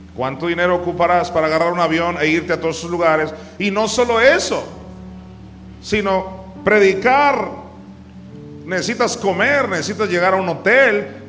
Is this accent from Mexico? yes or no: yes; Mexico; Pobrecito mi pueblo mexicano